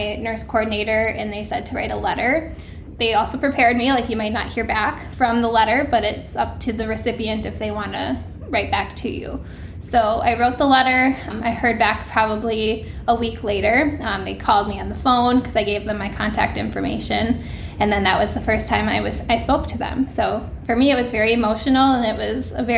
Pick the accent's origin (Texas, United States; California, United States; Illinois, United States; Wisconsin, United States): Wisconsin, United States; I'm from Wisconsin